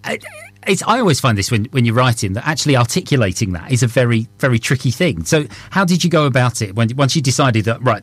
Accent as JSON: {"language": "English", "area": "Essex", "region": "East of England", "country": "United Kingdom", "said": "I'm from Essex"}